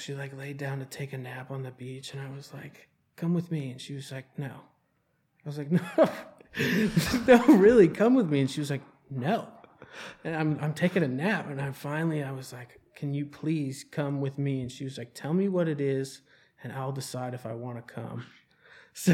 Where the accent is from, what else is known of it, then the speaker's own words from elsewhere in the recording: Charlotte, North Carolina, United States; I moved 8 times before I ended up in Charlotte.